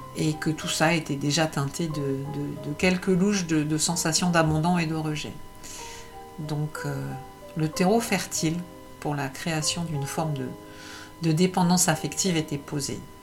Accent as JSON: {"language": "French", "town": "Paris", "region": "Île-de-France", "country": "France", "tie": "born or raised there", "said": "Je suis née à Paris"}